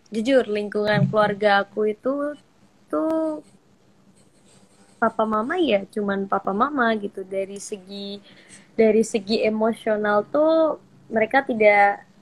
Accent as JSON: {"language": "Indonesian", "town": "Surakarta", "region": "Central Java", "country": "Indonesia", "said": "mungkin kebetulan aku sama adik aku merantau kan dari Solo, aku merantau ke Bandung, adik aku merantau ke Jogja."}